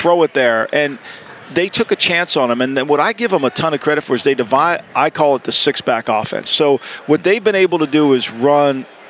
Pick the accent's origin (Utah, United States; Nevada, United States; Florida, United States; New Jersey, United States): New Jersey, United States; I'm all Jersey. I grew up in Jersey. I was born and raised in Jersey. So, yeah, I'm pure Jersey.